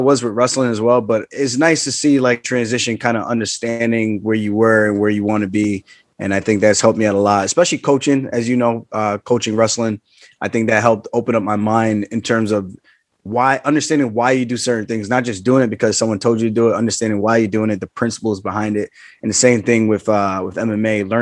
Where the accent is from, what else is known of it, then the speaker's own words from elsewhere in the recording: Long Island, New York, United States; I was a wrestler from Long Island.